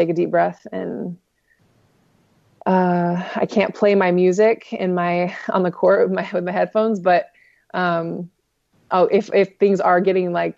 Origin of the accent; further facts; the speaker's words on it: Bonsall, California, United States; I'm actually from Bonzel. I'm from Bonzel